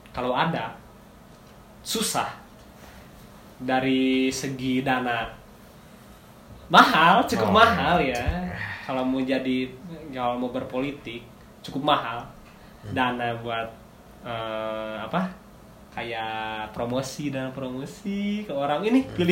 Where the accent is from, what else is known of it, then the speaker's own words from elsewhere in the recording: Indonesia; accent: Indonesian; mereka nggak mempermasalahin kayak aksen gua gimana hmm. aksen dianya yang penting dia ngerti gua ngerti udah Indonesia iya. ya aksen Indonesia men